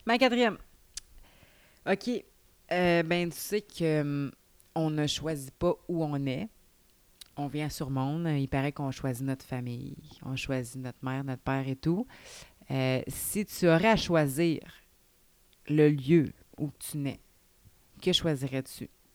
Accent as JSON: {"language": "French", "town": "Saint-Raymond", "region": "Quebec", "country": "Canada", "tie": "born or raised there", "lives_now": "Saint-Gabriel-de-Valcartier, Canada", "said": "Saint-Ramon, tu sais, c'est ma ville natale."}